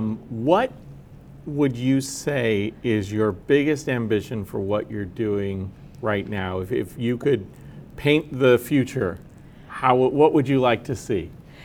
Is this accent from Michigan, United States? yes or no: no; California, United States; also born or lived in Georgia; No, I'm actually from California.